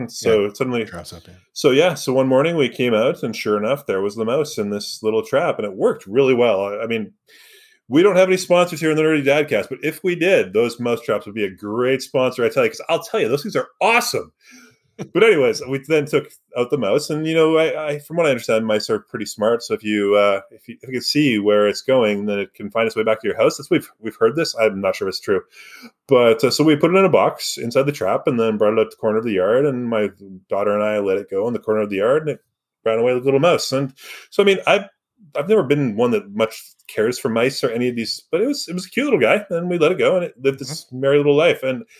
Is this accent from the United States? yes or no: no; Surrey, British Columbia, Canada; I grew up in Surrey.